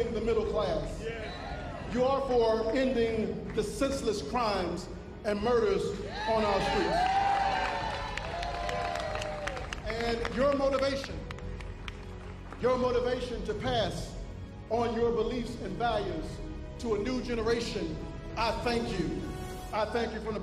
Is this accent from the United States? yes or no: yes; Norfolk, Virginia, United States; As a boy growing up in Berkeley, I could see the city of Norfolk